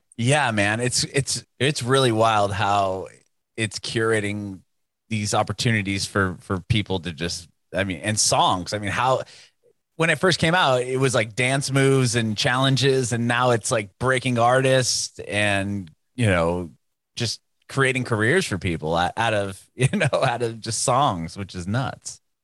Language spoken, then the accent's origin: English; San Diego, California, United States; now in Nashville, United States; We we're in Nashville now, but I'm, I'm originally from San Diego